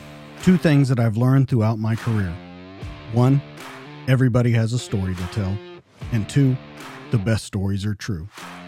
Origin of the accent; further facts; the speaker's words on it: Oklahoma, United States; Now, I'm from Oklahoma. I went to Fort Sill for artillery training.